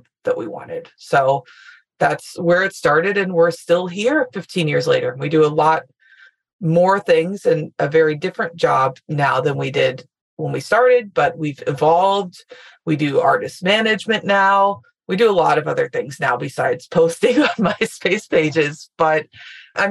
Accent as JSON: {"language": "English", "town": "Louisville", "region": "Kentucky", "country": "United States", "moved": "as an adult", "said": "I'm from Louisville, Kentucky, got every local experience you could get"}